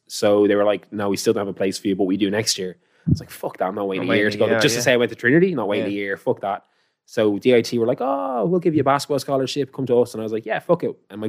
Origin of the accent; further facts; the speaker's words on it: Dublin, Leinster, Ireland; I'm from Knockline.